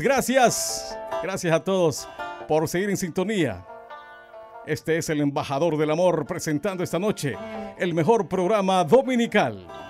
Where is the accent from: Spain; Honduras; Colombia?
Honduras; southern Honduras; promoción 92 del JCB. En aquellos años era el mejor colegio, ¿verdad? De la zona sur de Honduras